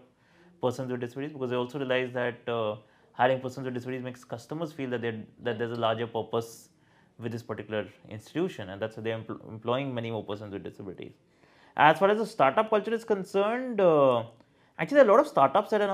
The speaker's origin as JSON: {"language": "English", "region": "Delhi NCR", "country": "India", "said": "I'm an Indian or the fact that I'm a resident of Delhi NCR"}